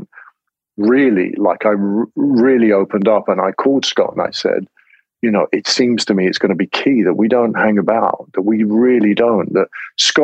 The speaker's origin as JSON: {"language": "English", "region": "England", "country": "United Kingdom", "said": "I'm English"}